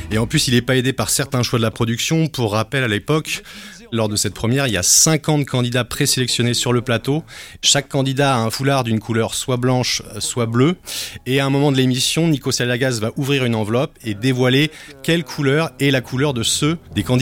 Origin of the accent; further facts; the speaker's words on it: Belgium; je viens de Belgique, du petit pays d'à côté.